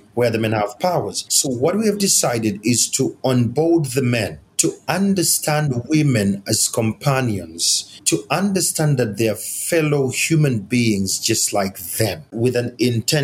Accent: Uganda; I am African, and I'm coming from Uganda, that is in East Africa

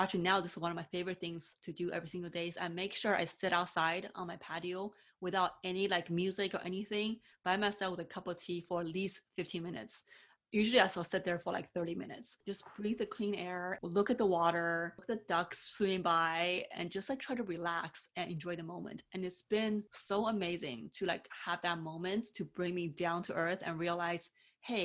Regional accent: China; growing up in China, I was told all the time, you being a girl, only speak when you're spoken

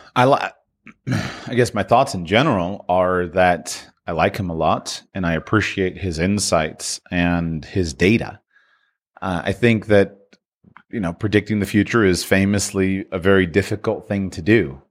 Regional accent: United States; as an American

